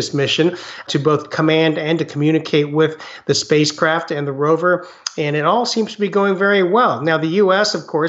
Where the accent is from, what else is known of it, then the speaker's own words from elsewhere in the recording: United States; also born or lived in Taiwan; I had the Chinese culture at home and then very much grew up in mainstream America.